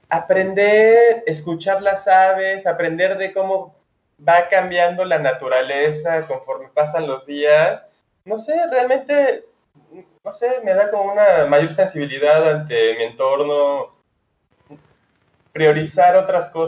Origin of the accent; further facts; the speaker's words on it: Mexico City, Mexico; Yo vengo de la Ciudad de México y como todos los que nos venimos al interior del país, ya sabes, la típica de ya estaba harta de, de la contaminación